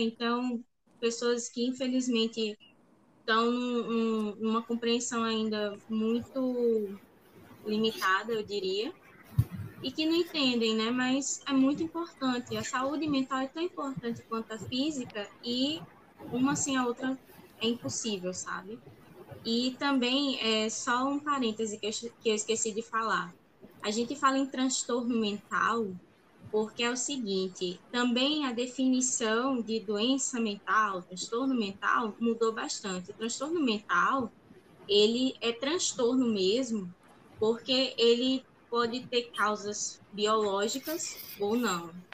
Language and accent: Portuguese; Paraíba, Brazil; eu sou da Paraíba